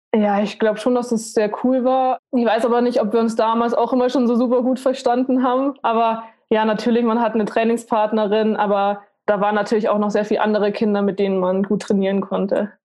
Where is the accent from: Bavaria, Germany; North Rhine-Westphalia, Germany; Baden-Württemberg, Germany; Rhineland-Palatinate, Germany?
Bavaria, Germany; Munich; Ich bin in München aufgewachsen, mit meiner Familie auch zusammen